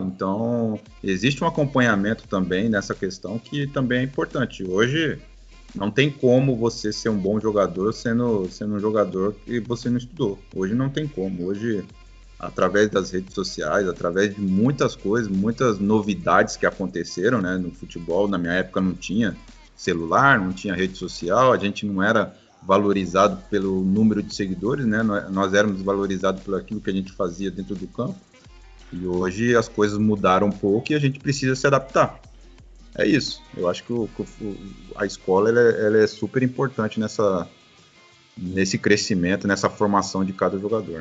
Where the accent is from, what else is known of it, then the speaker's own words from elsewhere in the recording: Osasco, São Paulo, Brazil; moved away; Eu saí do, do, de Osasco, né? Eu nasci no Jardim Piratininga, em São Paulo. Então eu jogava no Flamenguinho